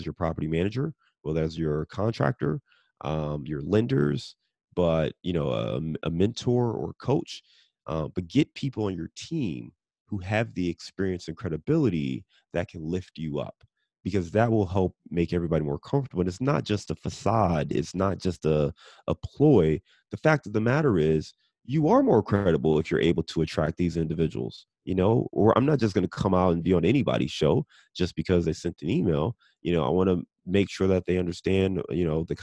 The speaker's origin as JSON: {"language": "English", "town": "Cleveland", "region": "Ohio", "country": "United States", "tie": "born or raised there", "said": "I'm born and raised in Cleveland"}